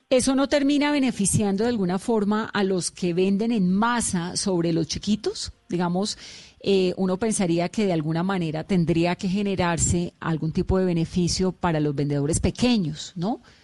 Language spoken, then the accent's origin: Spanish; Cali, Valle del Cauca, Colombia; los caleños, y soy caleña